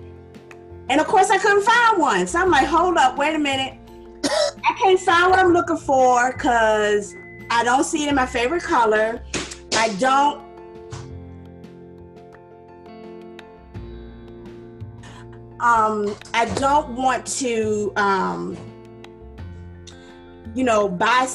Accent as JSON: {"language": "English", "town": "Ruther Glen", "region": "Virginia", "country": "United States", "said": "I'm originally from Ruther Glen, Virginia"}